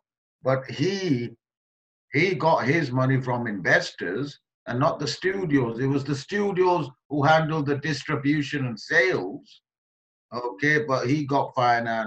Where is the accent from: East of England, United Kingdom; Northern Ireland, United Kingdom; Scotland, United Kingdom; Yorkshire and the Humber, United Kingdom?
Yorkshire and the Humber, United Kingdom; Halifax; born or raised there; also born or lived in Kenya / Pakistan / London